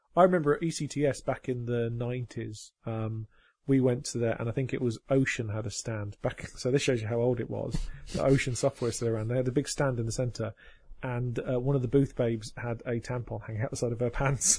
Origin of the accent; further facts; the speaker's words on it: United Kingdom; I'm just being British